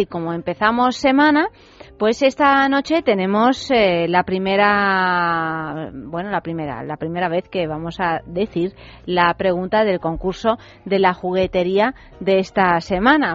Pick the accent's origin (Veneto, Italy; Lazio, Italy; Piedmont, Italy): Lazio, Italy; Rome; yo soy romana, ¿sabes? O sea que sí, claro, yo soy nacida en Roma y criada en Roma